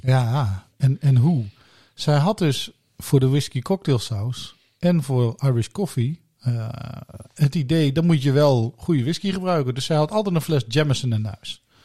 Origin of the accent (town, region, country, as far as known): Blerik, Limburg, Netherlands; born or raised there